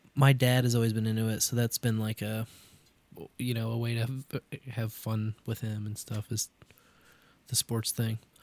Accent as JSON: {"language": "English", "town": "Kansas City", "region": "Missouri", "country": "United States", "tie": "born or raised there", "said": "I grew up in Kansas City"}